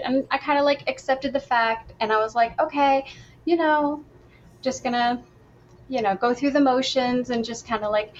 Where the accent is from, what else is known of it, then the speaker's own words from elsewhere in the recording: upstate New York, United States; I'm from upstate New York